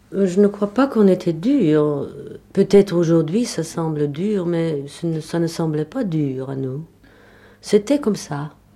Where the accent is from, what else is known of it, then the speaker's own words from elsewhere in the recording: Berlin, Germany; French is a second language; moved away as an adult; je suis née à Berlin